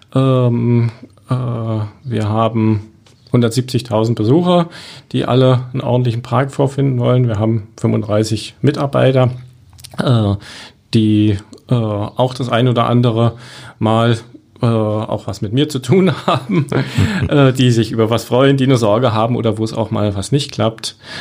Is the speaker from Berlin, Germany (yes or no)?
yes; Berlin, Germany; moved away as an adult; now in Cottbus, Germany; Ich komme ja aus Berlin